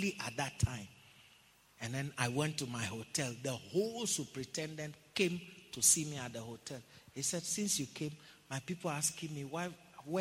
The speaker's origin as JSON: {"language": "English", "country": "Ghana", "said": "I'm from Ghana"}